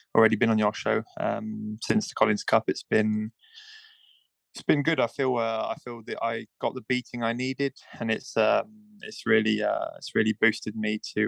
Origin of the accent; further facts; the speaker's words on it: United Kingdom; I'm British and my parents are British originally